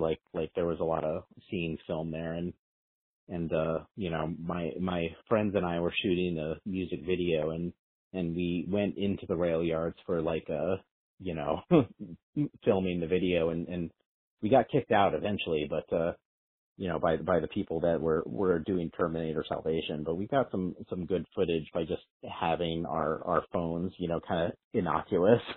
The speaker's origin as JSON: {"language": "English", "region": "New Mexico", "country": "United States", "tie": "born or raised there", "said": "I grew up in New Mexico in in in the desert"}